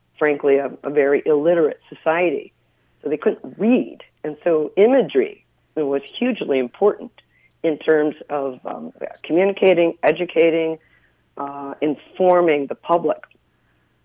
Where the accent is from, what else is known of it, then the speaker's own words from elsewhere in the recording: Chicago, Illinois, United States; now in Minneapolis, United States; I grew up in Chicago